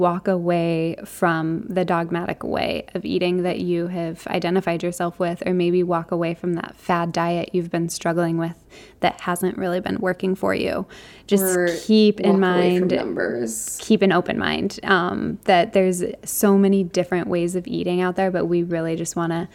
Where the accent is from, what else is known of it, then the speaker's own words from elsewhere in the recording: Arizona, United States; growing up in Arizona, both my parents worked full time